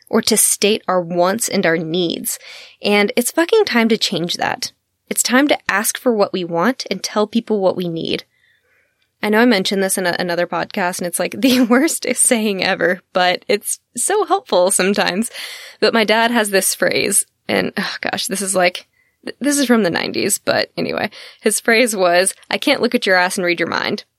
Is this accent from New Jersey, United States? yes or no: no; Texas, United States; I'm from Texas. I am a Southern gal